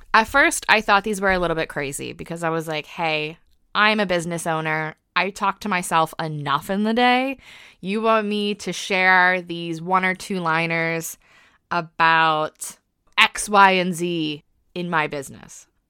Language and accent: English; United States; accent: American; now in United Kingdom; I am an American living in the U K, so yes, that is an accent you probably detect.